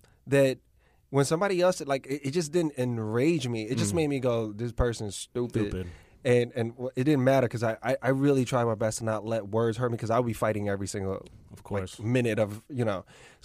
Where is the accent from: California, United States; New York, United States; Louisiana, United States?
New York, United States; New York City; I grew up Lower East Side.